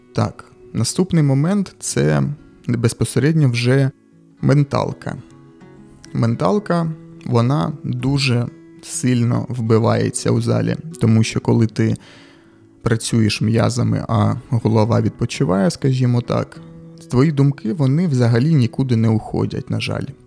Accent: Kharkiv, Kharkiv Oblast, Ukraine; accent: surzhyk; я харків'янин, і можливо, десь ви будете чути якісь суржики

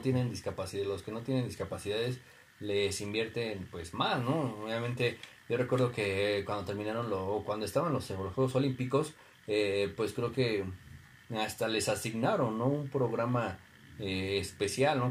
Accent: Mexico; sentirte orgulloso como mexicano

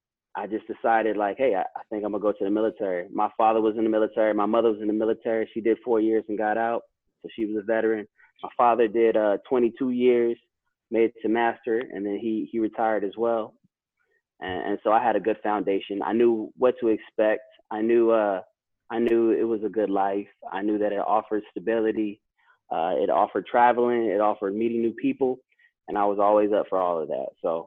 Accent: Maryland, United States; also born or lived in Hawaii / Oklahoma; I was born in Hawaii. We moved to Oklahoma, moved to a couple different places around the U.S. And then I spent most of my adolescent adult and going into my adult years in Maryland.

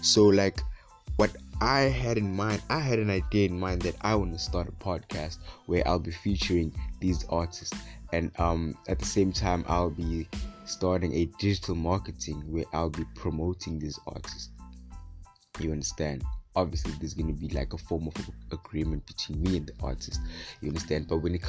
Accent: Western Cape, South Africa; I'm from Gwalanga, part of IMK.

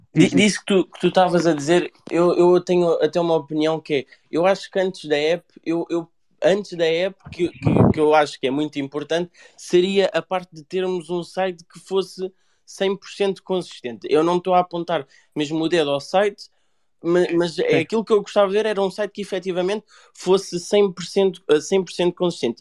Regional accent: Mafra, Lisbon, Portugal; Eu sou de Mafra

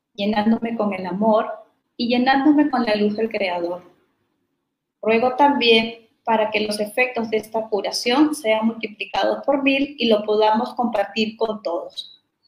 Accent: Peru; also born or lived in Mexican Caribbean; now in Mexico; soy de Perú

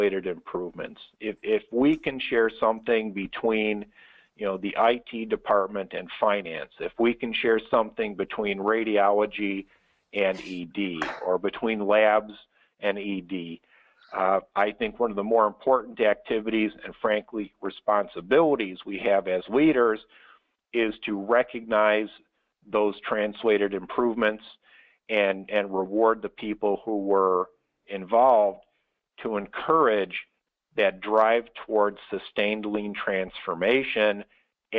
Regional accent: Chicago, Illinois, United States; my hometown of Chicago

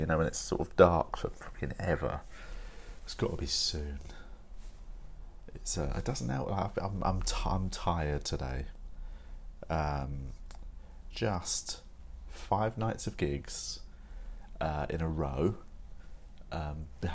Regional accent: United Kingdom; as a British person

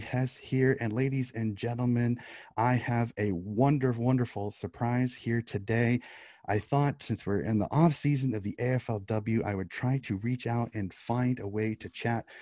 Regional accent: United States; growing up as an American, I don't have the football background that many people in Australia have.

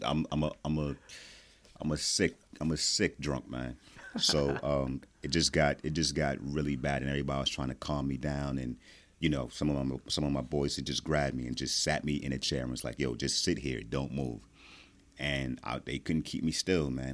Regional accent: New Jersey, United States; I am from Jersey.

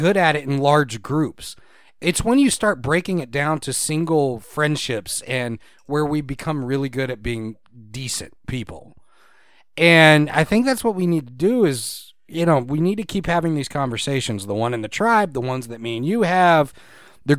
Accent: Texas, United States; I was Texan, born and bred. I'm Texan over American

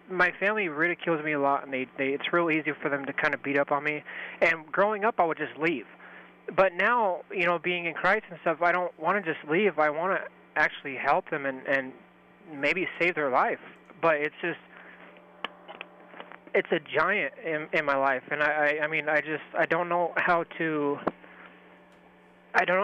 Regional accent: Grand Junction, Colorado, United States; also born or lived in Denver, Colorado; I was living in Denver. I'm from Grand Junction, and um, He recently brought me home.

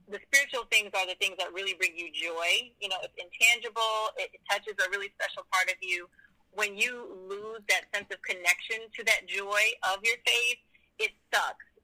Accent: Boston, Massachusetts, United States; I'm from Boston, Massachusetts. Um, I've been in Christian ministry. Well, I grew up in a Christian home

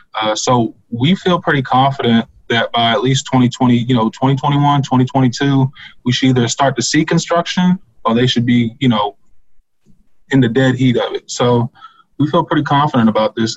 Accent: Locust Grove, Virginia, United States; I grew up in Locust Grove

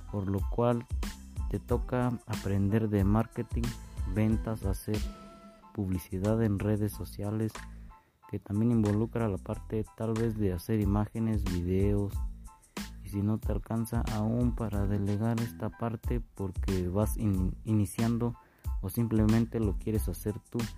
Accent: Tolimán, Querétaro, Mexico; vengo de Tolimán, Querétaro, soy de una comunidad del Cerrito Parado

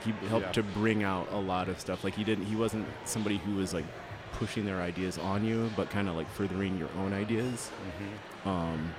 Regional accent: Lansing, Michigan, United States; Lansing, which is pretty close

